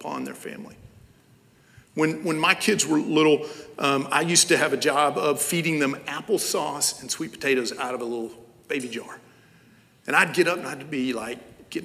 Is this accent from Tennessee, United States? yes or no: yes; Knoxville, Tennessee, United States; I'm from Knoxville, Tennessee.